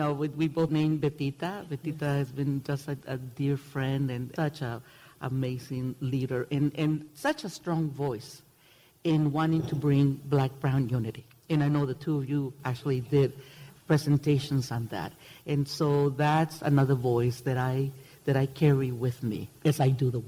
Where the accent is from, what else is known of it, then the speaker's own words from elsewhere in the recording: Mexicali, Baja California, Mexico; Growing up in Mexicali, we lived in this little barrio